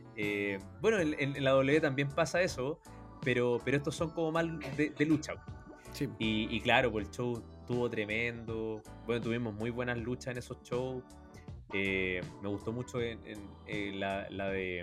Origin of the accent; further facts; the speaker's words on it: Chile; le conté que venía de Chile